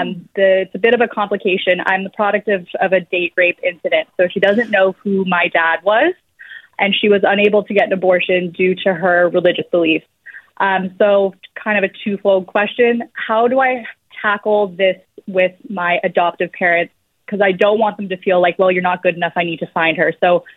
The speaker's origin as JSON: {"language": "English", "town": "Berkeley", "region": "California", "country": "United States", "tie": "born or raised there", "lives_now": "Florida, United States", "said": "I grew up in Berkeley in the Bay Area. I was adopted in a private adoption at birth. I'm turning 32 this year"}